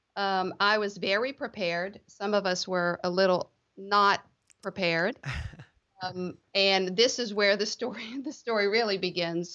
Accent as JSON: {"language": "English", "town": "Lafayette", "region": "Louisiana", "country": "United States", "tie": "born or raised there", "also_born_or_lived": "Baton Rouge, Louisiana / New Orleans, Louisiana", "said": "I grew up in the Lafayette area, Lafayette, Louisiana, South Louisiana"}